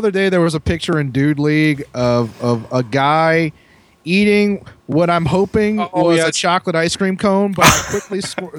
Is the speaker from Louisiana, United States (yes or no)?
yes; New Orleans, Louisiana, United States; We're from New Orleans.